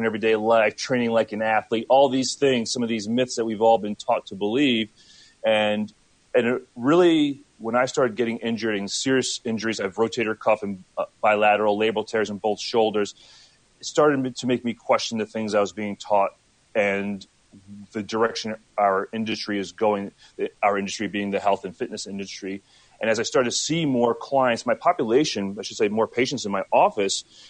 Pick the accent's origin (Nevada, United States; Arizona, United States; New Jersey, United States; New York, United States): New Jersey, United States; Lake Hopatcong; also born or lived in Trenton, New Jersey; now in Chicago, United States; I grew up mostly in upper northwest Jersey, in the Parsippany Morristown. Specifically, it's Lake Hopatcong